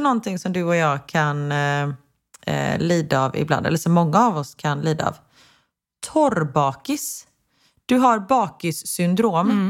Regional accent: Sweden; svenskar är ju, förlåt, nu ska jag inte dra alla svenskar över en kam, men vi är lite tråkigare än om man jämför med amerikaner

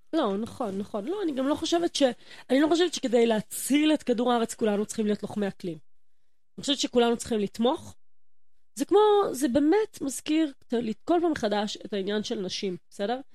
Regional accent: Yehud, Central District, Israel; moved away as an adult; also born or lived in Jerusalem; ואני כולה ביהוד

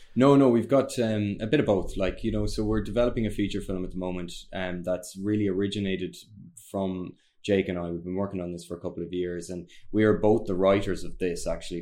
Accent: Ireland; we're Irish

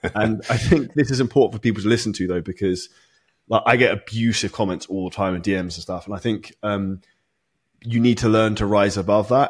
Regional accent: United Kingdom; I'm British

